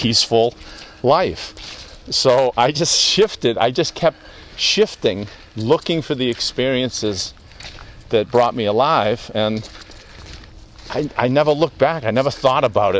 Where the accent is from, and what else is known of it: outside of Boston, Massachusetts, United States; born or raised there; also born or lived in Louisiana